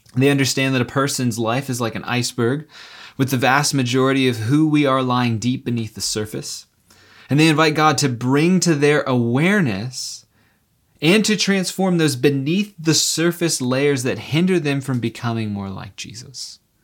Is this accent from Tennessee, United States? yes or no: no; San Diego, California, United States; I, I grew up in San Diego